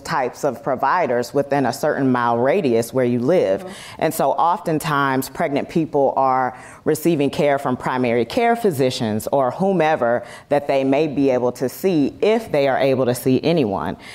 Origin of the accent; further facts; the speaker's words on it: South Carolina, United States; now in Los Angeles, United States; my hometown in South Carolina versus where I live now in Los Angeles